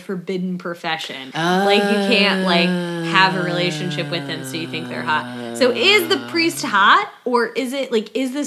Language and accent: English; Midwest, United States; a Midwesterner